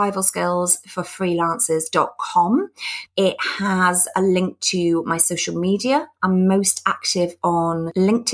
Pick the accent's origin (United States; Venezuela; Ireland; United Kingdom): United Kingdom; being British